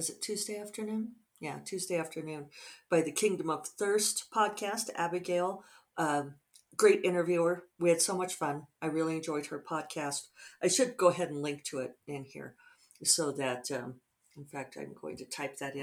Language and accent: English; Denver, Colorado, United States; moved away; Denver's my hometown.